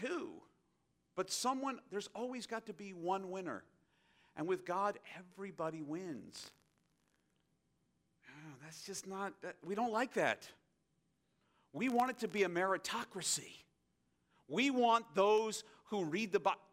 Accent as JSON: {"language": "English", "country": "United States", "said": "as an American"}